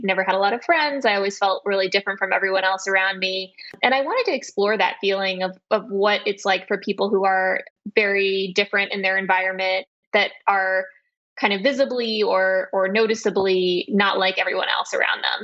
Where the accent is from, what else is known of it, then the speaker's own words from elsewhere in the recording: West Texas, United States; I grew up in West Texas and my parents were Russian Jewish refugees